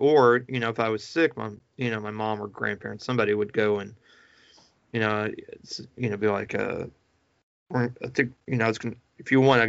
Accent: Missouri, United States; Living in Missouri, you know, growing up in Missouri

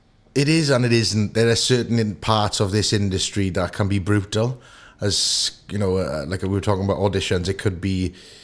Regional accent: Melbourne, Victoria, Australia; I'm from Melbourne, mate. I talk like this, the honey badger. This is how I talk.

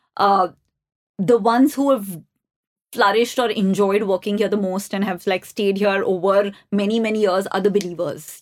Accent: New Delhi, Delhi, India; I grew up in the Ames campus

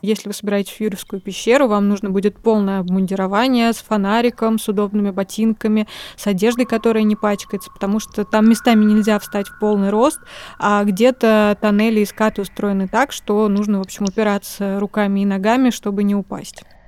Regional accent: Kazan, Tatarstan, Russia; Я родилась в Казани

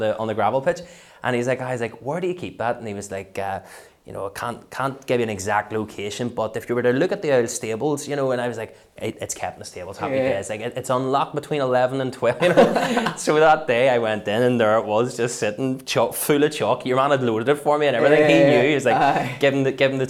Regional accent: Belfast, Northern Ireland, United Kingdom; growing up in West Belfast

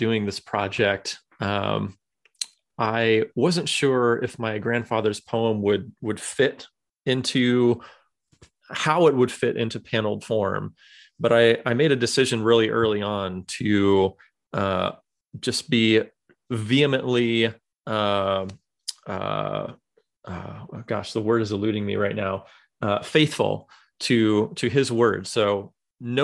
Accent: California, United States; moved away as an adult; now in Michigan, United States; I was born and raised and lived in California until about a dozen years ago or so. My wife mm-hmm. and I moved out to Michigan in 2008

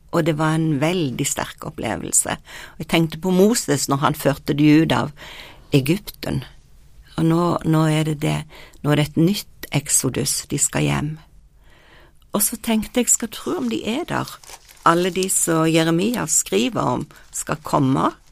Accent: Norway; jeg kom fra Norge

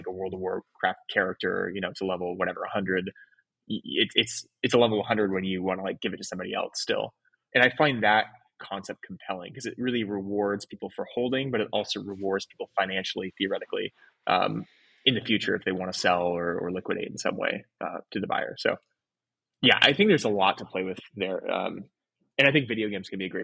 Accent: Oregon, United States; also born or lived in San Francisco / Los Angeles; now in Miami, United States; So I grew up in Oregon, then lived in San Francisco for 10 years, LA for two, and then Miami

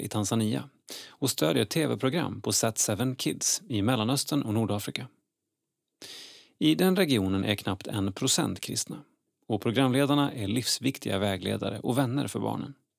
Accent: Partille, Västra Götaland, Sweden; Jag är från Partille

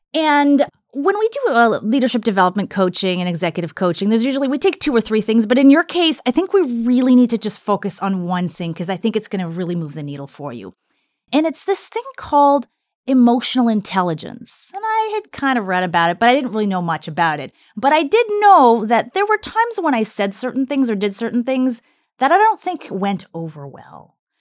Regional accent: Canada; also born or lived in Russia; I was born in Soviet Russia and then came to Canada when I was five and a half and grew up in Canada

